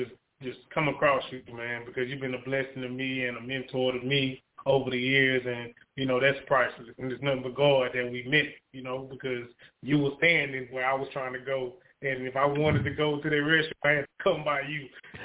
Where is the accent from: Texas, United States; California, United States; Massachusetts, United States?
Texas, United States; Beaumont; I'm from Beaumont, Texas.